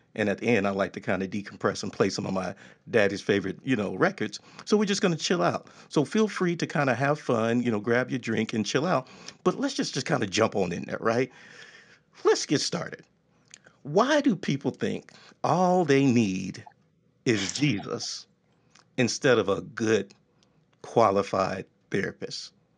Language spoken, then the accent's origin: English; Texas, United States; I'm from Texas